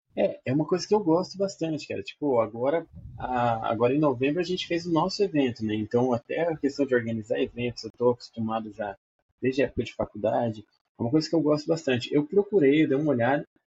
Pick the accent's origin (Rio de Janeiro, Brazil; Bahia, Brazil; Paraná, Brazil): Paraná, Brazil; Maringá; Eu sou de Maringá, Paraná